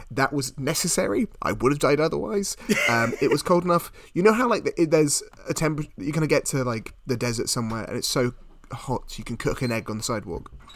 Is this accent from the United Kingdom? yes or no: yes; United Kingdom; being British